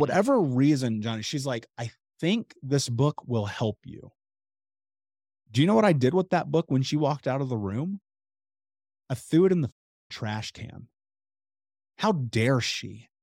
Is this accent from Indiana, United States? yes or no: yes; Indianapolis, Indiana, United States; I grew up in Indianapolis